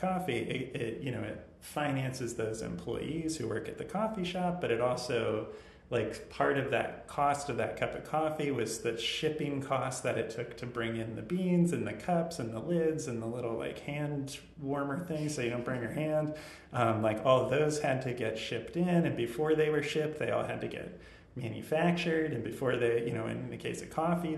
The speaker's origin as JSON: {"language": "English", "region": "Northern Virginia", "country": "United States", "tie": "born or raised there", "lives_now": "Richmond, United States", "said": "growing up, I'm from Northern Virginia."}